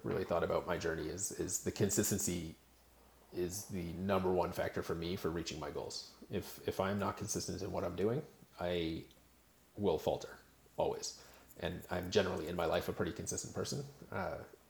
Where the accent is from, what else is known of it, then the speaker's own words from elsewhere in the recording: Canada; I am Canadian